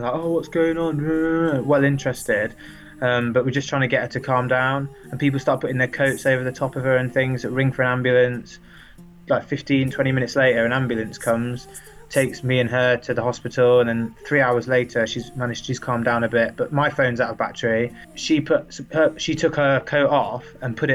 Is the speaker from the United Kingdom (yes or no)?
yes; England, United Kingdom; we're English.